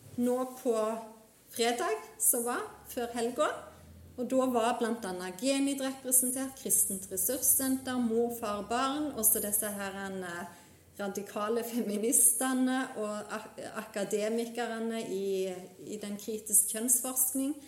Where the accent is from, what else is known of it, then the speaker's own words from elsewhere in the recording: Vigrestad, Rogaland, Norway; moved away as an adult; now in Namsos, Norway; jeg er opprinnelig fra Jæren, fra Vigrestad